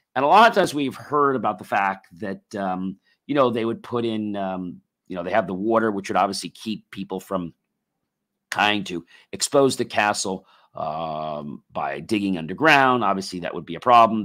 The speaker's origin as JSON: {"language": "English", "country": "United States", "said": "we as American people"}